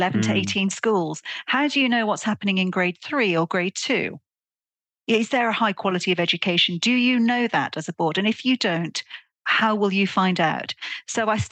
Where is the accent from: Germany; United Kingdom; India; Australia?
United Kingdom; Welsh, Wales; moved away; also born or lived in Netherlands; as a Welsh person